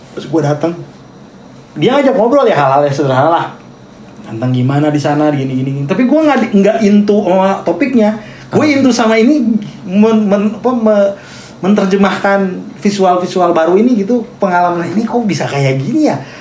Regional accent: Bandung, West Java, Indonesia; also born or lived in Tasikmalaya; gue lahir di Tasik, besar di Bandung

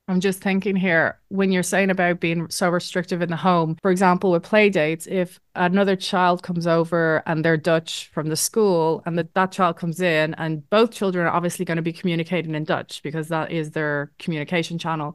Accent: Ireland; moved away as an adult; now in Netherlands; I was raised in Ireland

